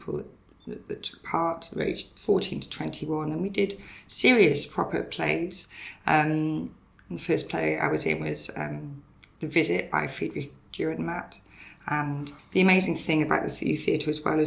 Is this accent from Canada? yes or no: no; Brecon Beacons, Wales, United Kingdom; now in Dundee, United Kingdom; the journey to Dundee from where I grew up in Wales in the Brecon Beacons is quite a long one. I grew up in a very small Welsh village